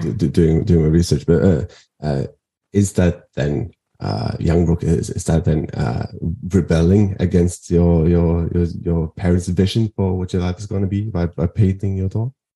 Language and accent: English; Norway; I'm a Norwegian independent journalist, podcaster, actor, and activist